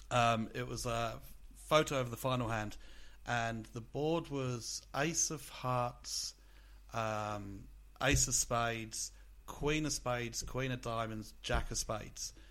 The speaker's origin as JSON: {"language": "English", "country": "Australia", "said": "as an Australian"}